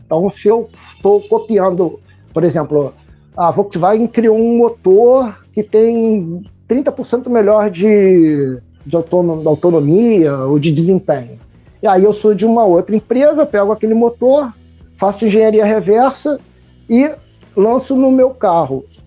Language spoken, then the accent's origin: Portuguese; Niterói, Rio de Janeiro, Brazil; sou de Niterói